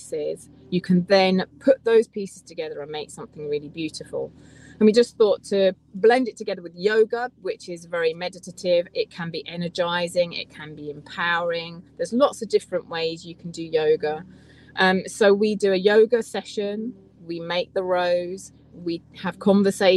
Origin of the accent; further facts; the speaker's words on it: Essex, East of England, United Kingdom; So I was born in Essex, so I feel I'm really English.